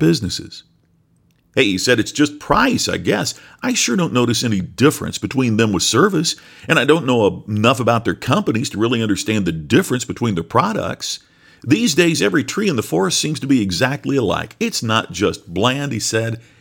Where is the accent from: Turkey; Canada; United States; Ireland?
United States; Crothersville, Indiana; moved away; also born or lived in Seymour, Indiana; We were both born in Seymour, Indiana, but I grew up and went to school a few miles farther south in the even smaller Crothersville, Indiana.